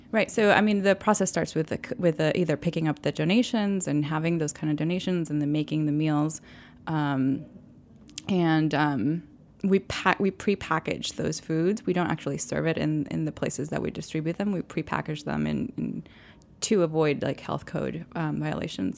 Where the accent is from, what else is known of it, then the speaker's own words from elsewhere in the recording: Mayagüez, Puerto Rico; moved away; also born or lived in New York City; I grew up in Puerto Rico, in Mayagüez, Puerto Rico, which is a small town on the west side of the island.